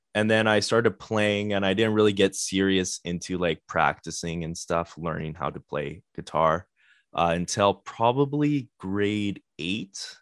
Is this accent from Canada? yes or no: yes; Winnipeg, Manitoba, Canada; we're from Winnipeg